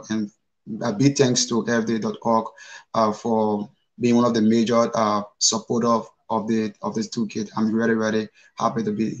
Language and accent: English; Liberia; I'm from Liberia, West Africa.